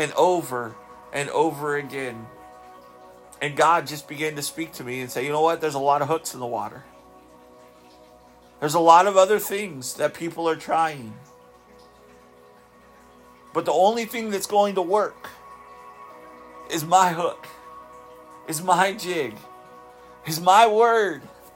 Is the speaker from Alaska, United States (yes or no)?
yes; Southeast Alaska, United States; I grew up in Southeast Alaska. I grew up fishing